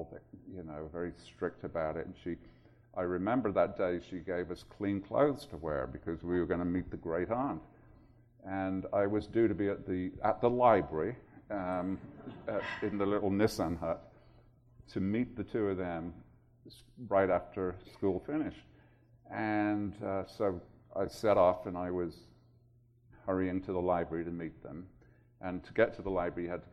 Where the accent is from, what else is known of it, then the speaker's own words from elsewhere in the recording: Birmingham, West Midlands, United Kingdom; moved away; I grew up in Birmingham, England, which was a pretty rough, tough industrial city